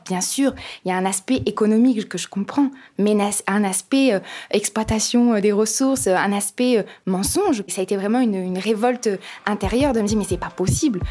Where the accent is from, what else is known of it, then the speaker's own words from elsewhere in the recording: Épinal, Grand Est, France; now in Saint-Dié-des-Vosges, France; je suis née à Épinal et je suis donc vosgienne. J'habite à Saint-Dié euh, depuis euh, un peu plus de deux ans